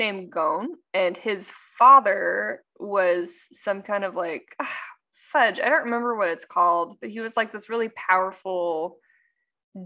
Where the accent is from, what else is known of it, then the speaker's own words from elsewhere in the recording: United States; accent: California Texan; I have a weird thing about my California Texan accent